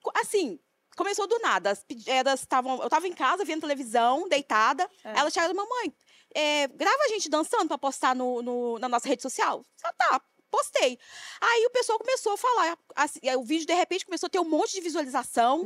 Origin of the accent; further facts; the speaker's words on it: Rio de Janeiro, Brazil; Fiz uma música para Bangu, um clipe para Bangu, homenageando o bairro de onde eu vim